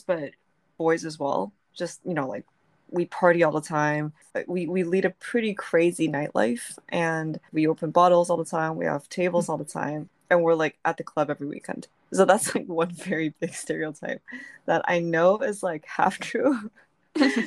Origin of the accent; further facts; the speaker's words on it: Taiwan; moved away as an adult; I was raised in Taiwan, like, for 18 years. I'd never lived abroad